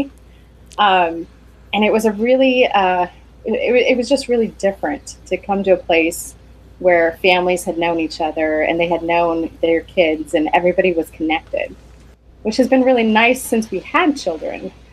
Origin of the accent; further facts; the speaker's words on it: Southern California, United States; moved away as an adult; also born or lived in Washington State / Indiana; now in Paducah, United States; I spent most of my life in Southern California growing up. I was born in Washington State, so wasn't really a Californian